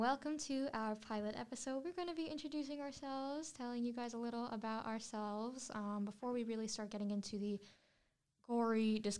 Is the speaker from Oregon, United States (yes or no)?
no; Connecticut, United States; moved away as an adult; also born or lived in Southbury, Connecticut; now in Florida, United States; I'm from Connecticut, and Connecticut is one of the most haunted states in America.